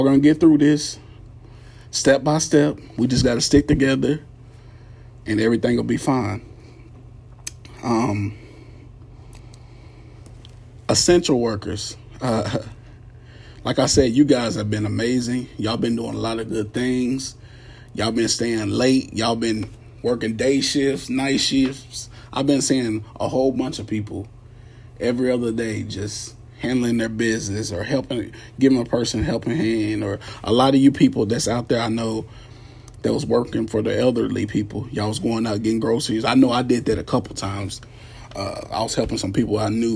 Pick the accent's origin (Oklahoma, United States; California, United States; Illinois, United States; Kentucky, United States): Kentucky, United States; Radcliff; I'm originally from Radcliffe, Kentucky, about 25 miles away from Louisville.